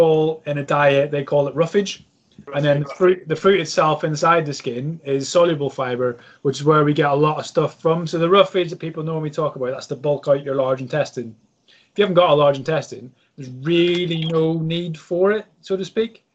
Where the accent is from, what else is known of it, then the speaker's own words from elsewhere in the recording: Ireland; as an Irishman